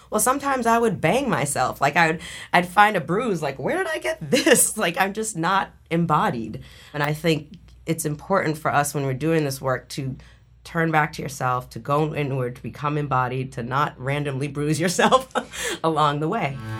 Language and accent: English; Boston, Massachusetts, United States; growing up in Boston